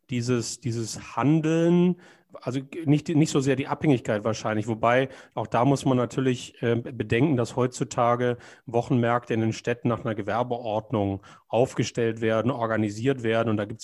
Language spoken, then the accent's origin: German; Konstanz, Baden-Württemberg, Germany; now in Hamburg, Germany; Äh, ich komme ja aus Konstanz, da gibt es die Marktstätte, also letztendlich der größte Platz in Konstanz, ist die Marktstätte.